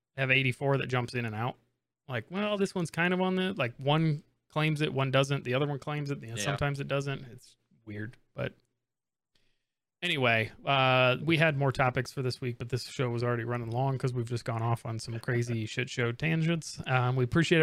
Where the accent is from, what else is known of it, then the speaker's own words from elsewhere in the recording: Indiana, United States; growing up in Indiana for elementary school